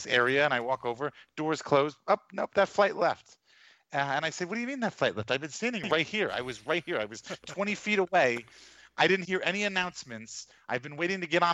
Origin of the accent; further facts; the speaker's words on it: New York, United States; moved away; also born or lived in New Orleans; I'm from New York